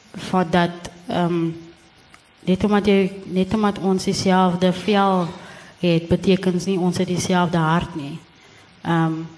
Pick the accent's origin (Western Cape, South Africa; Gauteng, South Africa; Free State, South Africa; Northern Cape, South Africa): Western Cape, South Africa; Gansbaai; moved away; ek het die hele tyd gedink ek is van Gansbaai